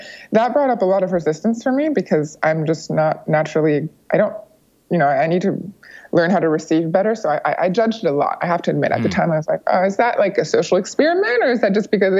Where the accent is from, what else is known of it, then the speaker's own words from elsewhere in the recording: United States; born there; I was born in the United States, so I have American citizenship.